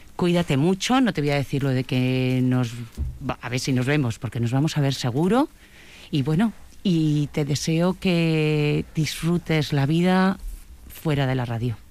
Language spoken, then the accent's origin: Spanish; Basque Country, Spain; yo soy muy vasca